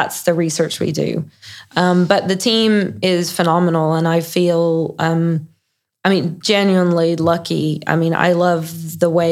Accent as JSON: {"language": "English", "country": "United States", "said": "I, as an American"}